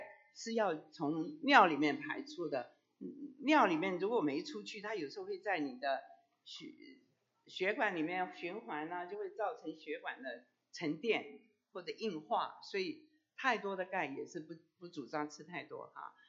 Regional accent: China; 熬大补汤，我们中国人都说，哎，我不喝牛奶，喝牛奶会拉肚子，我就不喝牛奶，我我煮骨头汤。

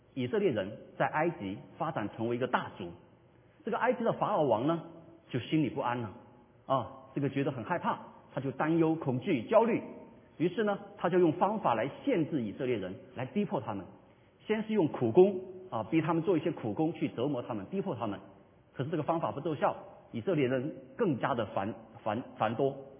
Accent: China; 我们作为华人

